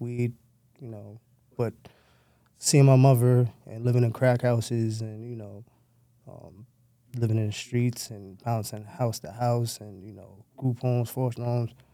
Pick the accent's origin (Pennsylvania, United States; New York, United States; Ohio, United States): New York, United States; New York City; I was born in Downstate High School in Brooklyn